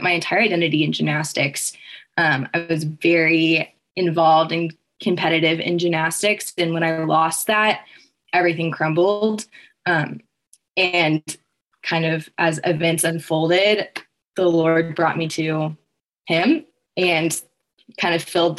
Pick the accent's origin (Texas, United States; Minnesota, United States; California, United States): Texas, United States; now in West Lafayette, United States; I'm from Texas and came here for Purdue.